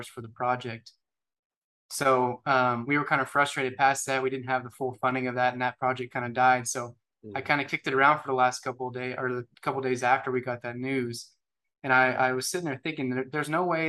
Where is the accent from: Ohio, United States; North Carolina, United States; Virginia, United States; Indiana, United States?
Indiana, United States; Jasper; now in Evansville, United States; I grew up in Jasper, Indiana, went to Jasper High School